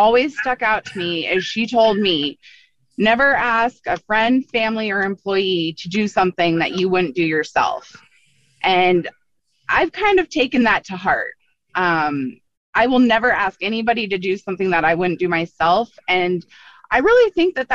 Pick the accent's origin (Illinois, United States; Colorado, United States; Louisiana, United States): Colorado, United States; Longmont; I grew up in Longmont.